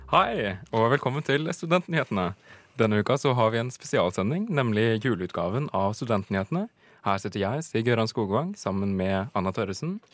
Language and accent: Norwegian; Hedmark, Innlandet, Norway; Jeg er jo fra Hedmark